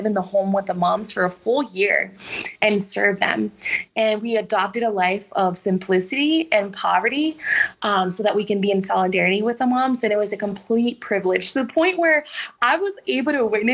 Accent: Los Angeles, California, United States; I was brought up in Southeast LA to a single mom

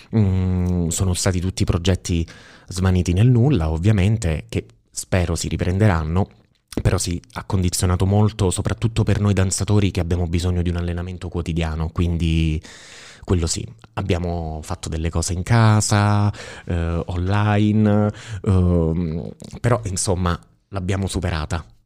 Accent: Sala, Italy; moved away as an adult; io sono appunto originario di Sala e nella vita mi sono trasferito, sono andato via da Sala, avevo diciotto anni

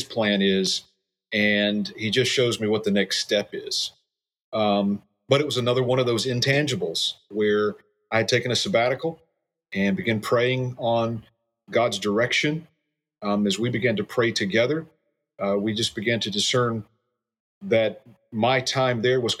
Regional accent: Georgia, United States; moved away as an adult; also born or lived in Minnesota / Maryland; now in Arnold, United States; I grew up in Georgia, was in ministry there for a while

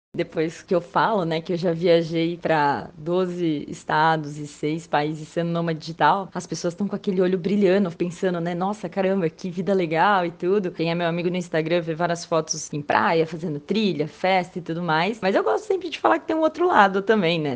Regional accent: São José dos Campos, São Paulo, Brazil; moved away as an adult; also born or lived in São Sebastião; minha cidade natal, né, São José dos Campos

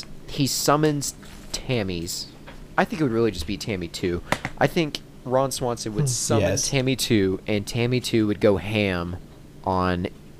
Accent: United Kingdom; now in United States; I'm a British immigrant who now lives in the southern United States, but is currently held in witness protection in Washington State.

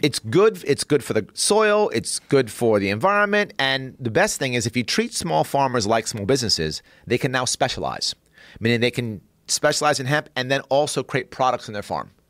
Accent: New York City, New York, United States; I grew up in South Bronx

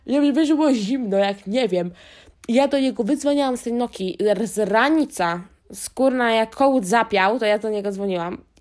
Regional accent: Wiślica, Świętokrzyskie Voivodeship, Poland; a ja byłam ze wsi, pod Wiślicą

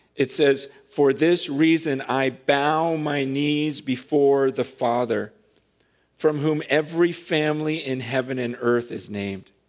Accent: Stockton, California, United States; I grew up in Stockton

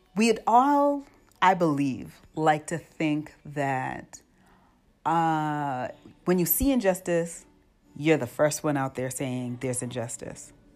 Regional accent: United States; moved away as an adult; born and raised in the United States, but now raising children outside the United States

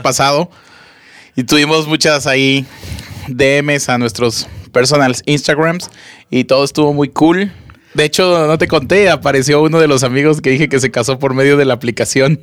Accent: Monterrey, Nuevo León, Mexico; aquí en Monterrey, para la gente que nos está empezando a escuchar, somos de Monterrey, Nuevo León

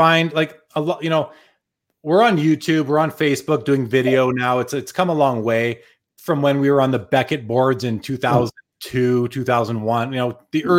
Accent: Winnipeg, Manitoba, Canada; now in Calgary, Canada; I'm originally from Winnipeg. I live in Calgary now, but I left Winnipeg just after the Jets left in 96. I left in 02

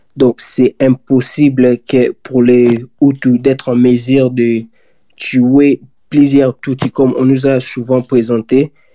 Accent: DR Congo; nous tous en tant que Congolais

